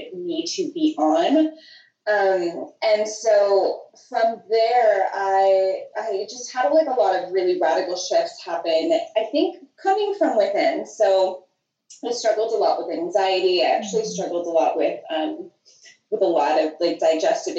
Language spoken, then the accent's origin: English; Toronto, Ontario, Canada; moved away as an adult; also born or lived in Portugal; now in Nicaragua; I was pretty much born and raised in and around Toronto